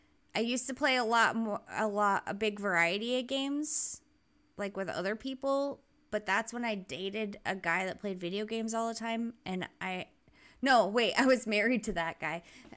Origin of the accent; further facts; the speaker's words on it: Rhode Island, United States; moved away as an adult; I lived there till I was like 21 or whatever. And I happily left as fast as I could.